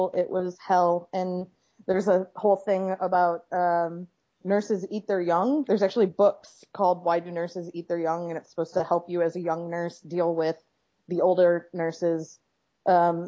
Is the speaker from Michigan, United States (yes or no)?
yes; Michigan, United States; now in Los Angeles, United States; I was born and raised in Michigan, but I live in Los Angeles, California.